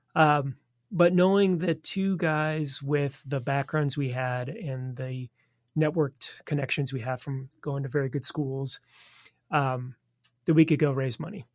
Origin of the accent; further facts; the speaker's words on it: Southern California, United States; moved away as an adult; also born or lived in Washington, D.C.; now in Kansas City, United States; back to Southern California, where I grew up